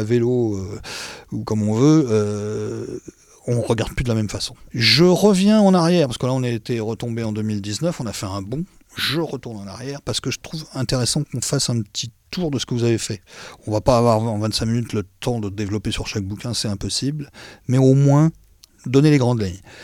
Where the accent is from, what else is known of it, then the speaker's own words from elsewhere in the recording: Sarthe, Pays de la Loire, France; je suis né dans la Sarthe